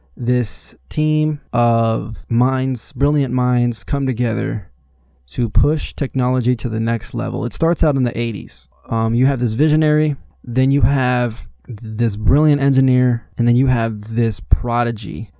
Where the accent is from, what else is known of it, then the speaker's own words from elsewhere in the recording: Las Vegas, Nevada, United States; I was born here in Las Vegas, Nevada.